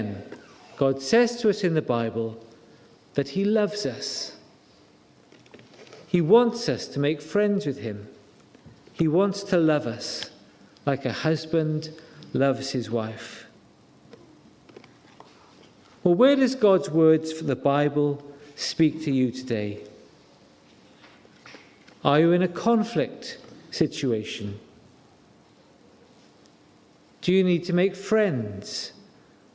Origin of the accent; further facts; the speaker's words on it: Wales, United Kingdom; It doesn't take much to make me cry, because I'm Welsh. We are an emotional nation.